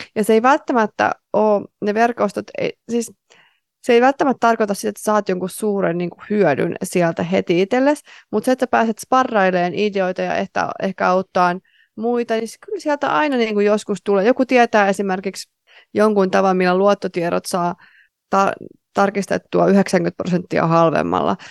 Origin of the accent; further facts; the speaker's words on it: Tampere, Pirkanmaa, Finland; moved away; mä olin Tampereelta kotoisin